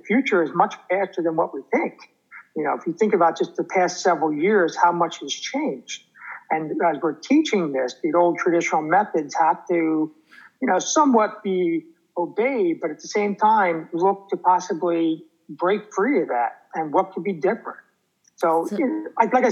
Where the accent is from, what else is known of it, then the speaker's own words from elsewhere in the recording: New Jersey, United States; I'm from New Jersey